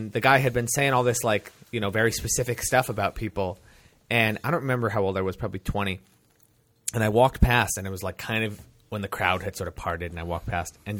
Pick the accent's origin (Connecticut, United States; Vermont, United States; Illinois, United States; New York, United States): New York, United States; Delaware County, Catskills; I grew up in Delaware County